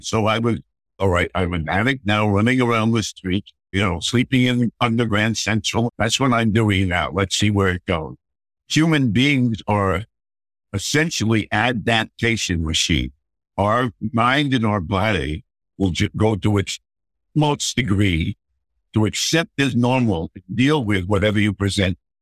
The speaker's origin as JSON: {"language": "English", "town": "Mamaroneck", "region": "New York", "country": "United States", "tie": "born or raised there", "also_born_or_lived": "Ossining, New York / Bronx, New York", "said": "we lived in Mamaroneck for the next 20 years till I was 18."}